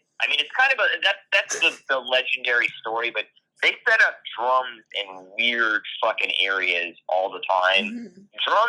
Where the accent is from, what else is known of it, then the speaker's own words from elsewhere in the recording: Pinellas County, Florida, United States; moved away; also born or lived in Tampa, Florida / Louisville, Kentucky; I was born in Tampa, and I grew up in Pinellas County, which is the adjacent county to Florida. So there's Hillsborough and Pinellas County.